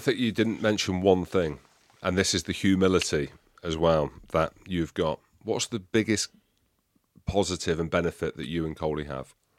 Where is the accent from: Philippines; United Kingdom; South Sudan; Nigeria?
United Kingdom; England; We're all English